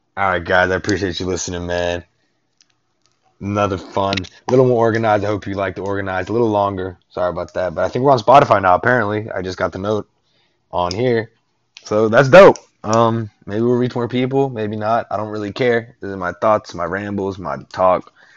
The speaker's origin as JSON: {"language": "English", "town": "Northport", "region": "Alabama", "country": "United States", "tie": "born or raised there", "moved": "yes", "lives_now": "Houston, United States", "said": "I was born in Northport, Alabama. All right, that's like minutes away from the University of Alabama's campus my father worked the University of Alabama for like damn near 30 years"}